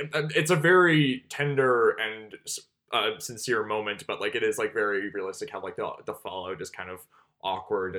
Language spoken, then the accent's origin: English; Canada; I'm Canadian